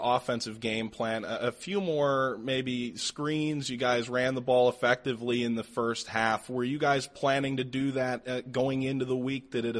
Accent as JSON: {"language": "English", "town": "Cleveland", "region": "Ohio", "country": "United States", "said": "I'm from the Cleveland area."}